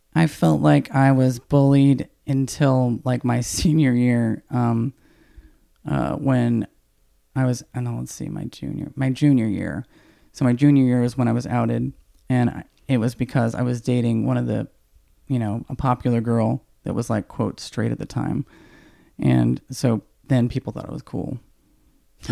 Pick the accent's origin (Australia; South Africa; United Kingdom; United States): United States; Snellville, Georgia; I grew up in the South in, you know, very small town in Georgia.